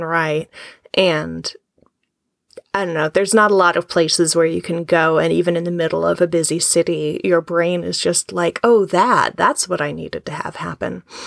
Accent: New York, United States; moved away; I'm from New York

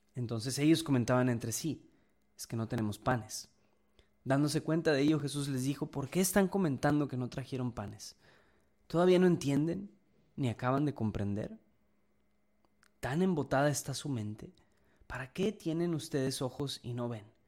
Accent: Mexico; somos mexicanos

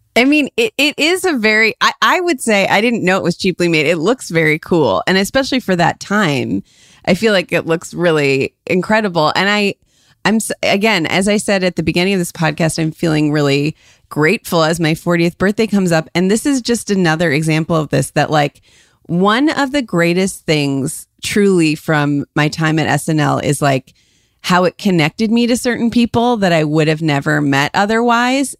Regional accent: Ohio, United States; moved away; we grew up in Ohio

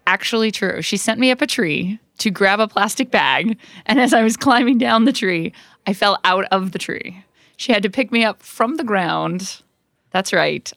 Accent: Orem, Utah, United States; moved away; I grew up in Orem, Utah, which is a tiny conservative town in a very conservative state

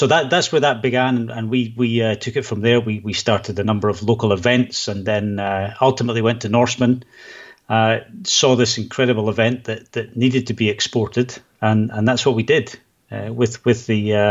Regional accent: Scotland, United Kingdom; also born or lived in Edinburgh, Scotland; now in Sweden; I am actually from Scotland. I do live in Sweden

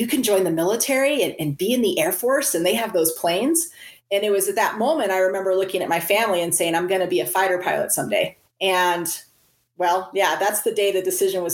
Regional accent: Central California, United States; I grew up in a very stable household, middle class America. I was born in Central California

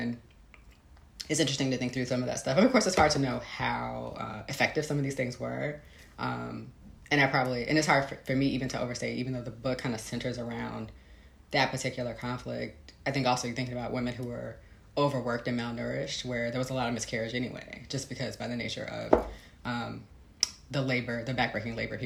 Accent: Chicago, Illinois, United States; moved away as an adult; also born or lived in Texas; I grew up in Chicago.

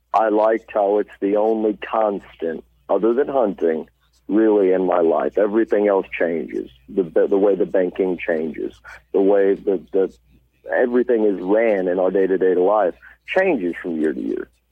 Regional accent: Poplar Bluff, Missouri, United States; I'm from Poplar Bluff, Missouri. Uh, I'm not from the city part. I'm up from W Highway. That's back up in the hills

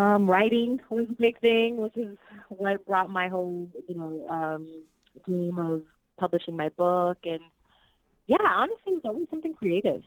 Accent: Orlando, Florida, United States; first language Spanish; English is a second language; also born or lived in Puerto Rico / Miami, Florida; I was born in Puerto Rico, um, and I was raised in Orlando, Florida

